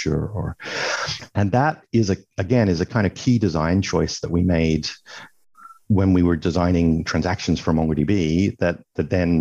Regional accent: Australia; also born or lived in Sydney; I'm Australian. I'm based in Sydney

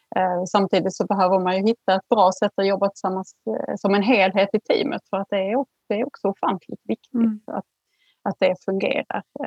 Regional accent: Skåne, Sweden; jag är född och uppvuxen i Skåne

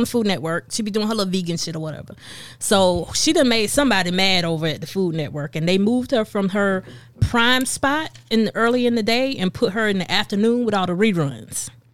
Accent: Lamar, South Carolina, United States; I grew up in Darlington County right by I twenty.

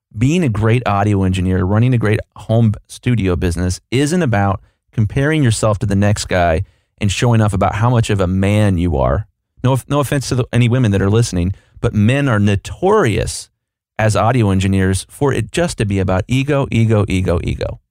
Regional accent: Columbus, Ohio, United States; I'm from Columbus, Ohio

